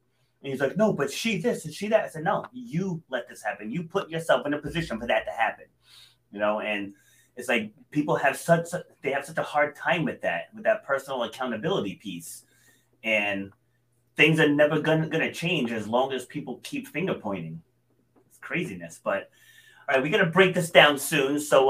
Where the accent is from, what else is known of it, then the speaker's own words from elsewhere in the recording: New England, United States; Yeah, listen, I'm from New England. Don't be talking to me about cool.